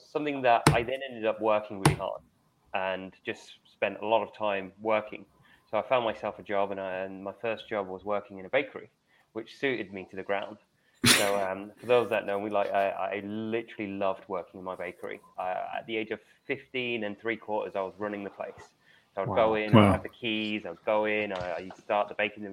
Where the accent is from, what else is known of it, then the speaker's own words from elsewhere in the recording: London, United Kingdom; I grew up in London.